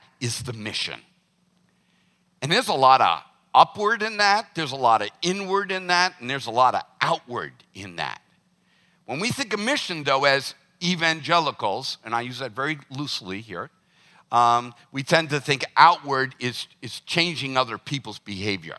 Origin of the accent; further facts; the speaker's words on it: the South, United States; Growing up in the South